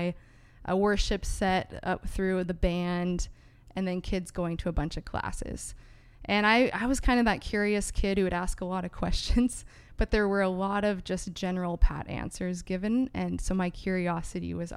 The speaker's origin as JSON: {"language": "English", "town": "San Diego", "region": "California", "country": "United States", "also_born_or_lived": "Greater Vancouver, Canada", "moved": "as an adult", "lives_now": "Vancouver, Canada", "said": "I am actually an American from San Diego, California, and I recently moved up to Canada in 2019"}